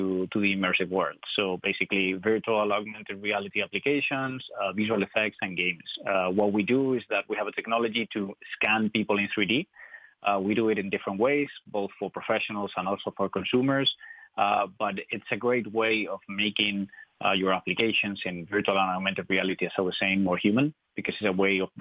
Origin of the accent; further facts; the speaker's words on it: Spain; English is a second language; moved away as an adult; now in Ireland; I'm not from Ireland. I'm from Spain.